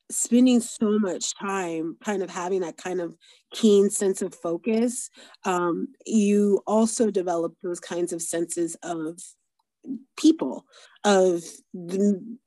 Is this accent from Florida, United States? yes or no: yes; Florida, United States; I grew up in Florida